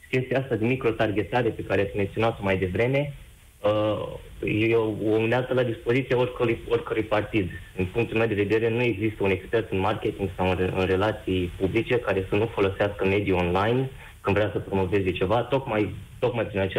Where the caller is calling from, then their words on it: Germany; Uh, vă sunt din Germania.